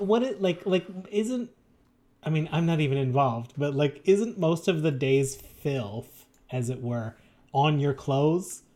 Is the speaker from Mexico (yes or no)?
no; Canada; our fellow Canadians